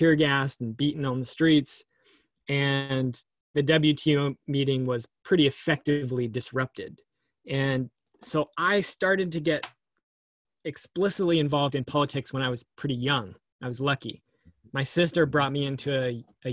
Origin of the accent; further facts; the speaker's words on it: Seattle, Washington, United States; I grew up in Seattle